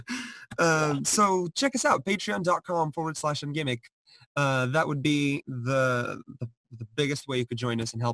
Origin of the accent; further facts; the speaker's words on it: Portugal; now in United States; I'm from Portugal